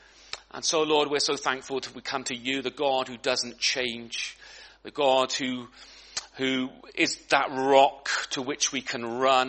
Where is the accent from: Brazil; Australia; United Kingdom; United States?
United Kingdom; Great Ellingham, East of England; I was from Great Ellingham, and I was thinking, well, how many know where Great Ellingham is? It's in Norfolk, okay, in the middle of Norfolk, which means it's in the middle of nowhere, really. But it's a small village.